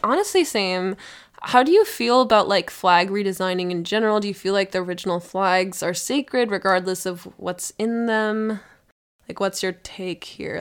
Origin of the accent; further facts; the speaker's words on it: Minnesota, United States; as a Minnesotan